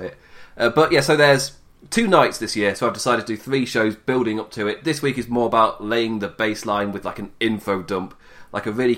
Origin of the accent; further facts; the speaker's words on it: England, United Kingdom; accent: English; it feels weird in an English accent